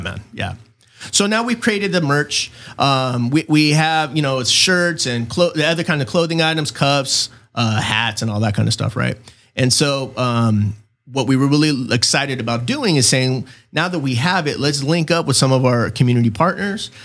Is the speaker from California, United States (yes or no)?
yes; Chula Vista, California, United States; born and raised in Chula Vista, nineteen seventy-eight, August twentieth